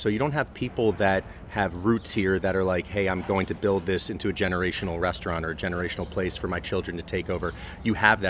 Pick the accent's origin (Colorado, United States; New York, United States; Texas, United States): New York, United States; now in Washington D.C., United States; So, you know, I come from New York where there's a massive immigrant story to tell, whether it's Jewish or Italian or Irish.